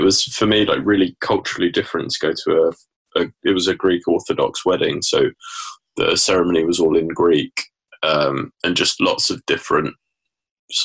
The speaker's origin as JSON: {"language": "English", "region": "England", "country": "United Kingdom", "said": "I'm an Englishman abroad"}